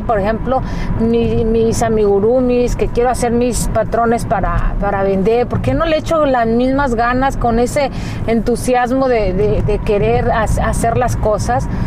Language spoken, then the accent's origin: Spanish; Mexico; now in United States; cuando llegué aquí a Estados Unidos yo me sorprendí por muchas cosas porque nuestra cultura como mexicanos este, es muy distinta